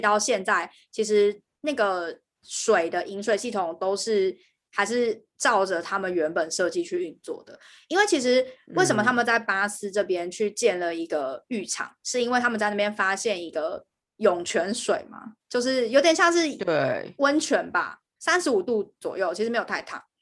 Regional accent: Taiwan; moved away as an adult; now in United Kingdom; 身为一个台湾人

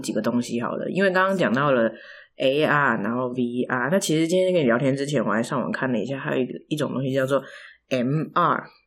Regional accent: near Pingxi, New Taipei, Taiwan; moved away; 我老家在平西附近

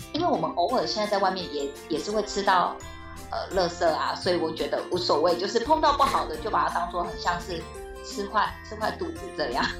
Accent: Tainan, Taiwan; 身为台南人

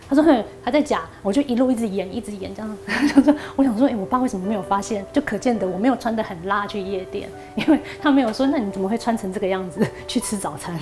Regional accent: Paraguay; moved away as an adult; now in Taiwan; 去南美洲巴拉圭

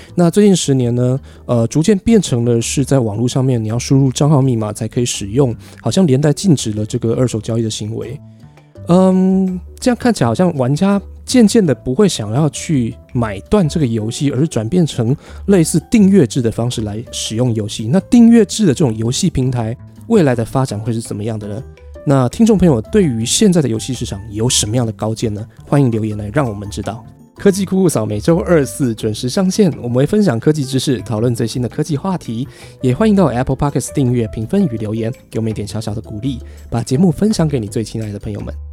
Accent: Taipei, Taiwan; 我的老家是万华

